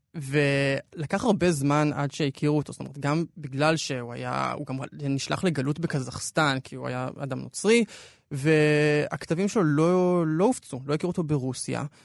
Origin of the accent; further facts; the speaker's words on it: Israel; אנחנו ישראלים